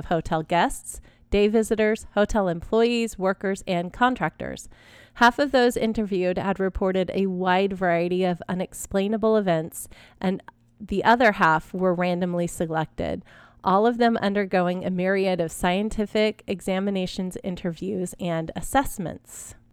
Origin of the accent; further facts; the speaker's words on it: Texas, United States; I grew up in Texas